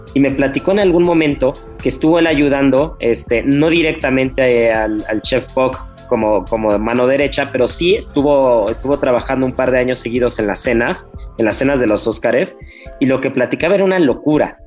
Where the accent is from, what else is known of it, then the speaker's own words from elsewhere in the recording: Mexico; en México